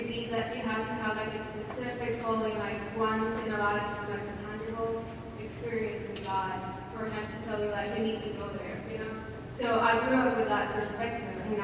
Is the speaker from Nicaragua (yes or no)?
yes; Nicaragua; I'm from Nicaragua